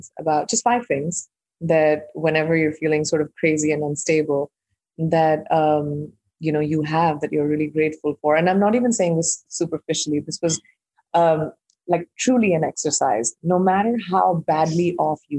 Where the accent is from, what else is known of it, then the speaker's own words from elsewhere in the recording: India; also born or lived in Iowa; I'm an Indian who's grown up in India